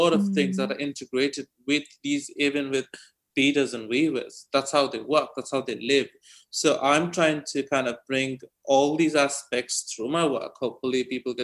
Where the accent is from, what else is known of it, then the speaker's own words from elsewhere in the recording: India; moved away; a village I was born in back in India